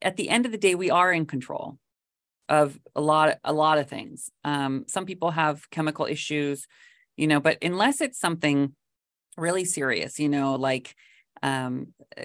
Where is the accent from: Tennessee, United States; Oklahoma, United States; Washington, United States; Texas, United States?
Washington, United States; moved away as an adult; also born or lived in Los Angeles; I grew up in Washington State